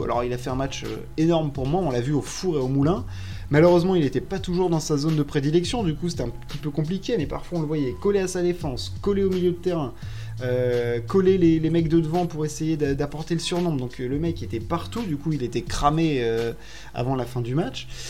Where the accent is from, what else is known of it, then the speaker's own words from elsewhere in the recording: Paris, Île-de-France, France; je suis parisien